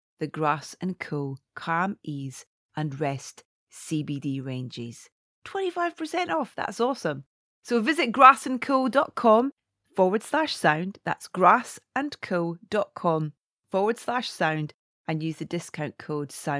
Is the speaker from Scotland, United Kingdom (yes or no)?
yes; Scotland, United Kingdom; I'm Scottish